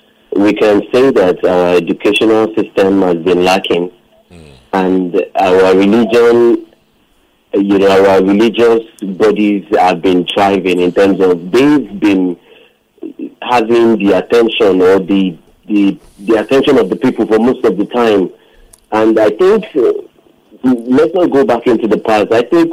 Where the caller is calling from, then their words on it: Lekki, Lagos, Nigeria; I'm calling from Lekki.